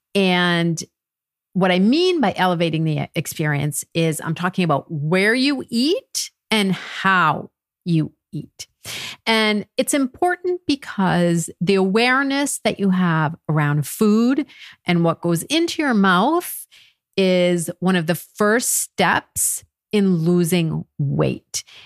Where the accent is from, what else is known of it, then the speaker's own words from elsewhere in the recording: United States; moved away as an adult; now in France; I'm American and I've married to a Frenchman